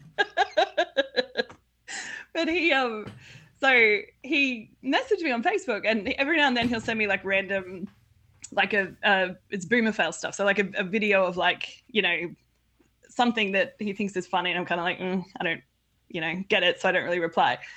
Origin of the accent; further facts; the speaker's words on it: Australia; I'm from Australia